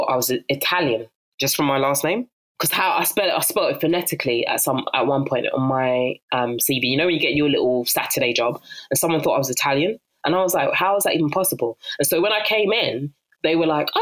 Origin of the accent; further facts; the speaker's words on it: London, United Kingdom; accent: South London; my South London dulcet tones